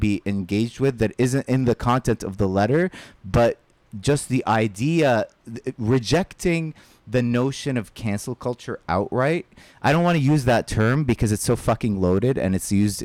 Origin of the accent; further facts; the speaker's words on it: Saudi Arabia; moved away; I grew up in Saudi Arabia.